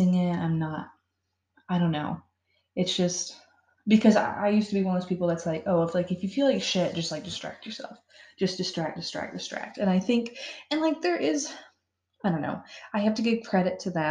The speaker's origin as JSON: {"language": "English", "region": "Florida", "country": "United States", "moved": "yes", "said": "I'm from Florida"}